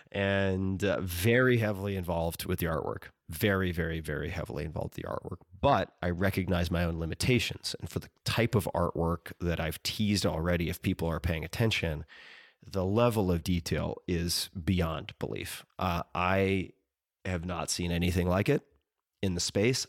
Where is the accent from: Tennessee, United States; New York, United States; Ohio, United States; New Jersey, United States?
New York, United States; Long Island; I'm from Long Island